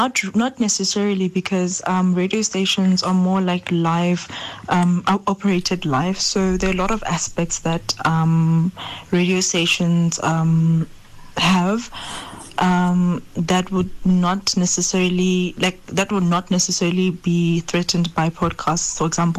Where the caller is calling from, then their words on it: Mokopane, Limpopo, South Africa; I'm from Mokopani.